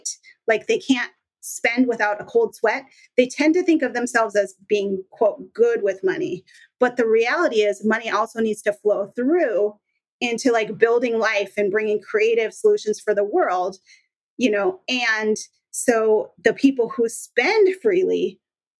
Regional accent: Minnesota, United States; now in Washington, United States; I'm in Washington now. I grew up in Minnesota

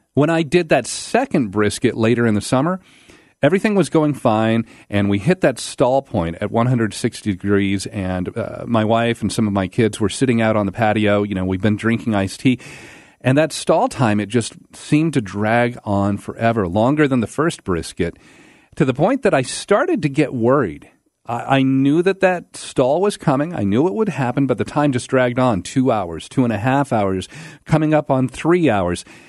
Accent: Pacific Northwest, United States; moved away as an adult; also born or lived in Alabama; I grew up in the Pacific Northwest

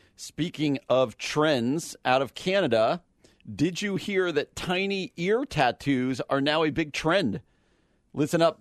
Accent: New Jersey, United States; New Jersey, my home state.

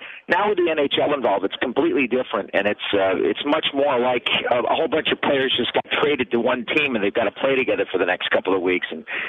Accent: United States; I'm an American through and through.

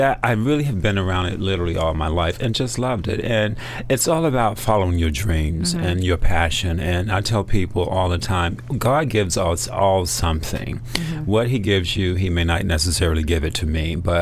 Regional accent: Atlanta, Georgia, United States; I'm from Atlanta originally

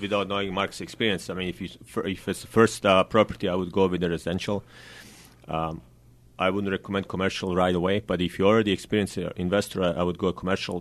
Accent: Bosnia & Herzegovina; now in Sacramento, United States; I'm originally from Bosnia

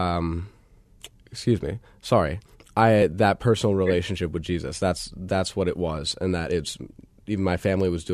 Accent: Tucson, Arizona, United States; I was born in Tucson, Arizona

